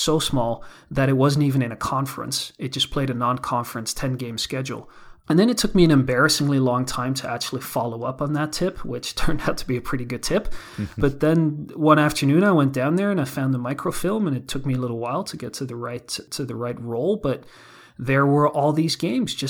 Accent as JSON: {"language": "English", "country": "Netherlands", "moved": "yes", "lives_now": "Hudson Valley, United States", "said": "I'm from the Netherlands"}